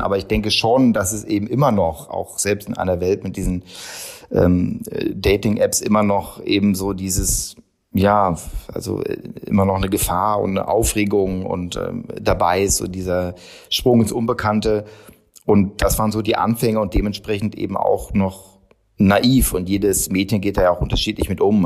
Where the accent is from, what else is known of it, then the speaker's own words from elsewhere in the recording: Hannover, Lower Saxony, Germany; moved away; Ich komme aus Hannover, jetzt nicht so die super glamouröse Stadt